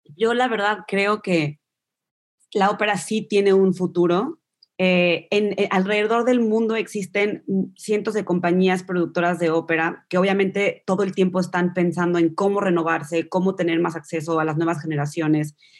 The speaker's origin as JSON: {"language": "Spanish", "country": "Mexico", "tie": "born or raised there", "also_born_or_lived": "New York", "moved": "as an adult", "lives_now": "United Kingdom", "said": "creciendo en México, mi mamá y mis papás me llevaban a la ópera"}